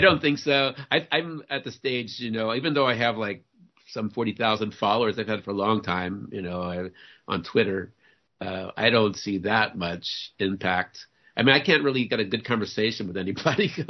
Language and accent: English; New Orleans, Louisiana, United States; I I grew up in New Orleans. I was born and raised in New Orleans